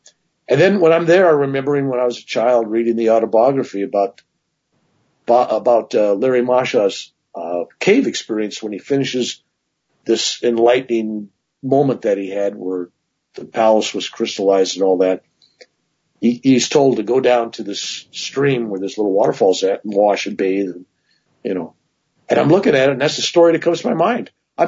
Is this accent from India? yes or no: no; Ireland; But the truth of the matter is, being Irish, a large cobra snake is a large cobra snake, right?